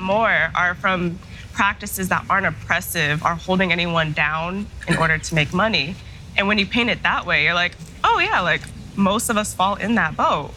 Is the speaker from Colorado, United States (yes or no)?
yes; Denver, Colorado, United States; also born or lived in Michigan / Chicago; I was born and raised in Denver, Colorado